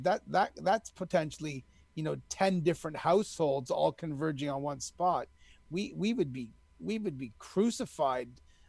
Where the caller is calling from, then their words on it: Istanbul, Turkey; Istanbul, Turkey.